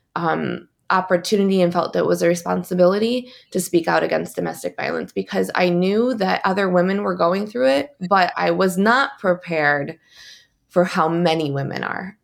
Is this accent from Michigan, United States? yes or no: yes; East Lansing, Michigan, United States; I'm from East Lansing, Michigan